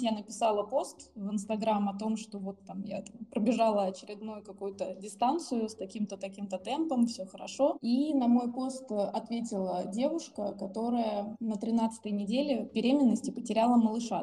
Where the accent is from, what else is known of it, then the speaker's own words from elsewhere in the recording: Siberia, Russia; now in Moscow, Russia; Мы оба сибиряки э, и живем в Москве